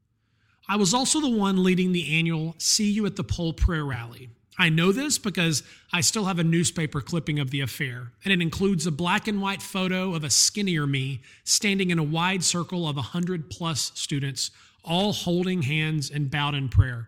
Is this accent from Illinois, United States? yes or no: no; North Alabama, United States; born or raised there; now in Atlanta, United States